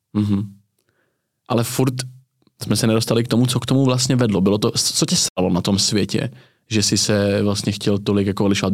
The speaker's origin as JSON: {"language": "Czech", "town": "Tábor", "region": "South Bohemian Region", "country": "Czechia", "said": "Třeba u nás na jihu Čech, já jsem z Tábora"}